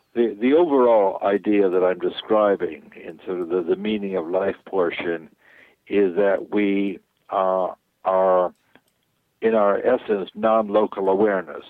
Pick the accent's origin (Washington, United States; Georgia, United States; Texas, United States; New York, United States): New York, United States; now in California, United States; So I grew up in New York